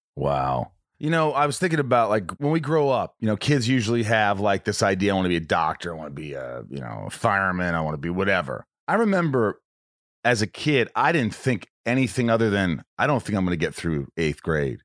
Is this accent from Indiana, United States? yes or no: yes; Indiana, United States; also born or lived in Oceanside, Long Island, New York; I grew up in a small town in Indiana